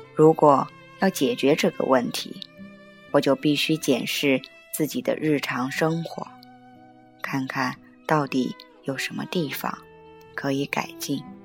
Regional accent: China; 我们中国人

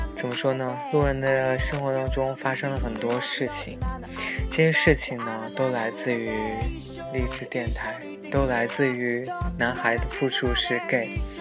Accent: Xinjiang, China; 因为我也是新疆的

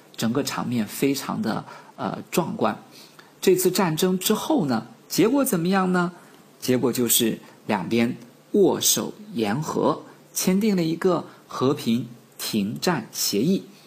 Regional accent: China; 就我们几个来自于中国的朋友去这里参观

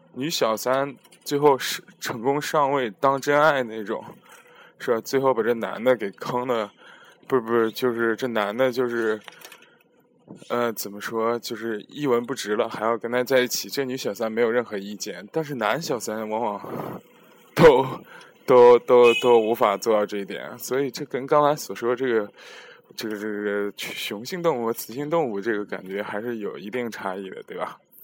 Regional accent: China; moved away; also born or lived in Europe; 我的家乡还是很安静、甜美的

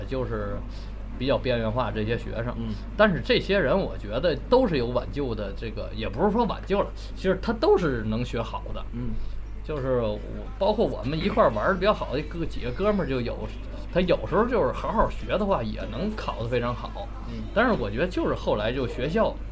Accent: Shenyang, Liaoning, China; now in Beijing, China; 我们老家沈阳也有嗯，就是学校边上有避风塘

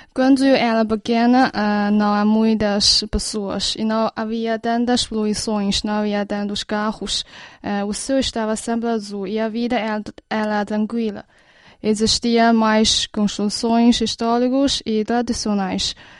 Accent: Beijing, China; Pequim, minha terra natal

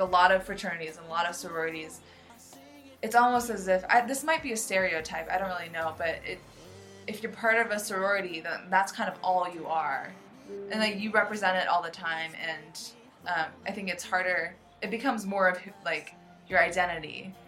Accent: United States; I grew up in the United States in America

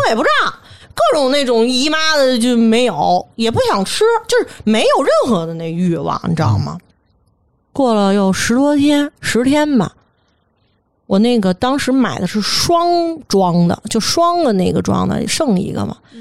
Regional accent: Beijing, China; 咱北京人

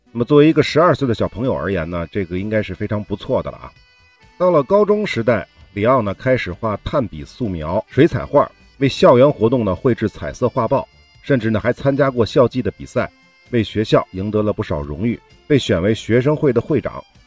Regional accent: China; 我们中国人

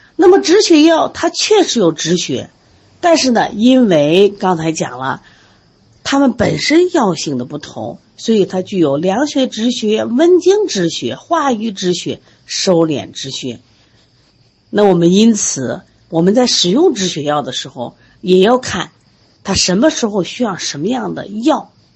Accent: Shandong, China; 我就是山东人

